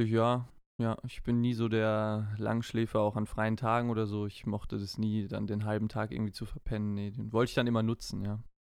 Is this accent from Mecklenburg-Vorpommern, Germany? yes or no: no; Heidelberg, Baden-Württemberg, Germany; Ich bin ja auch in, in Heidelberg geboren